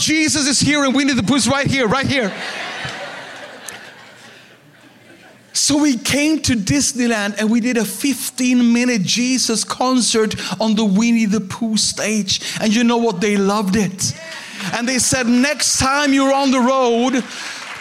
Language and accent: English; Sweden; I'm a pastor from Sweden